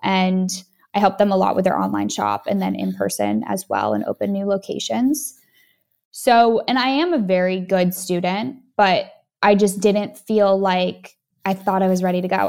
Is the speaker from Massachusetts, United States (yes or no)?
yes; Boston, Massachusetts, United States; moved away; I was from Boston, which is similar to, you know, New York